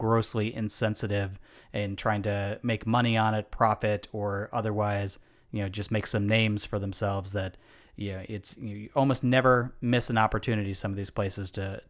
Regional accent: Illinois, United States; my home state of Illinois

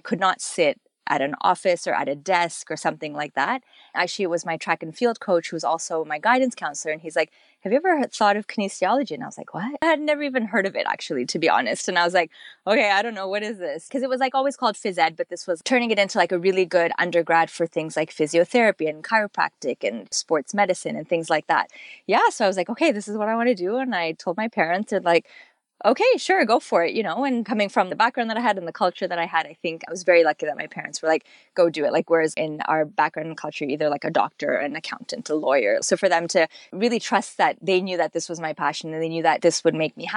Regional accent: Canada; My family's from Kenya, Nairobi. I was born here in Canada

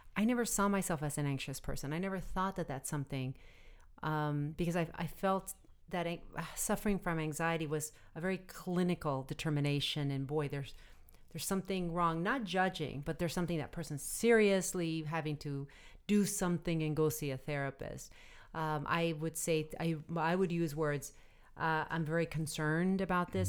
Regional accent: Arizona, United States; moved away; And I come from Arizona where people have gun racks, even my family, in the back of their trucks. And as kids, we grew up using guns

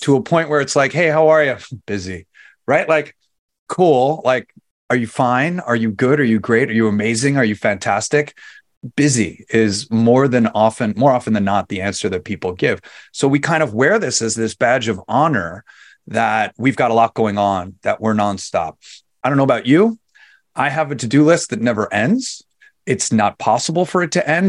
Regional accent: New York City, New York, United States; moved away as an adult; I'm originally from New York

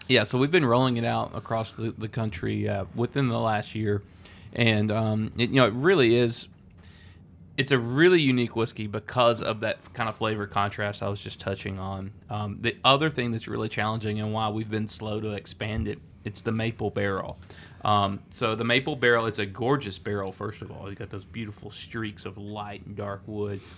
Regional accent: Lynchburg, Tennessee, United States; growing up in Lynchburg, it's a little town, 600 people.

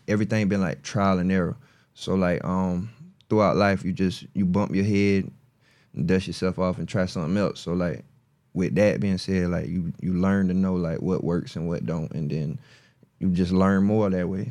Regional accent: Marion, South Carolina, United States; I'm from Marion, South Carolina

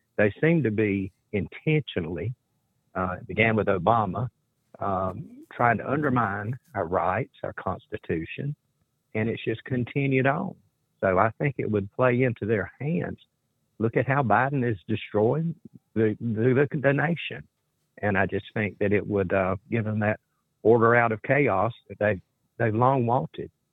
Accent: South Carolina, United States; I'm from South Carolina

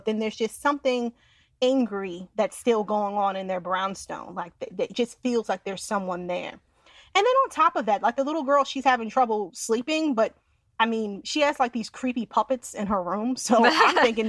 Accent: Westchester, New York, United States; I'm from Westchester.

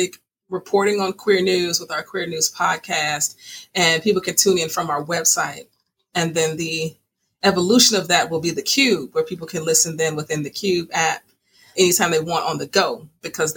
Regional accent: Chicago, Illinois, United States; I was raised by my mom and dad, south side of Chicago

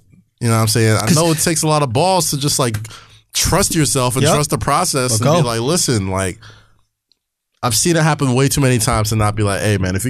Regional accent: New York City, New York, United States; I grew up in Staten Island

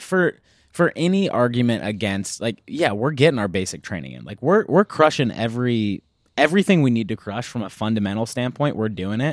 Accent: United States

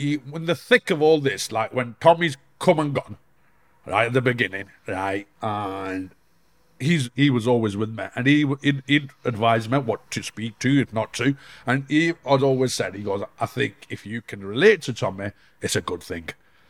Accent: Bolton, North West England, United Kingdom; also born or lived in Denmark; Growing up in the Bolton, Manchester

